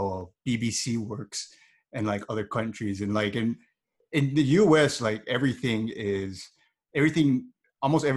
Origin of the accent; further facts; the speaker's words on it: Hawaii, United States; Hawaii is kind of at this weird crossroads of like what we want our system to be. Cause we're like an American state, but there's a lot of effort getting put into, you know, not forgetting where we came from